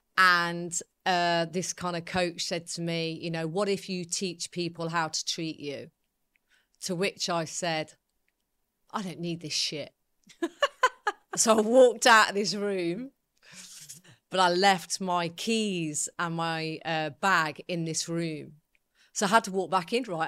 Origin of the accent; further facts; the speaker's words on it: Coventry, West Midlands, United Kingdom; I was brought up in Coventry